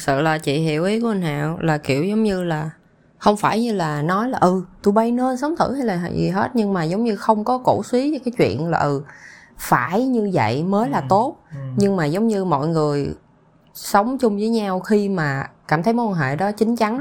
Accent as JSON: {"language": "Vietnamese", "country": "Vietnam", "tie": "born or raised there", "moved": "yes", "said": "mình nó có cái tuổi thơ ở Việt Nam"}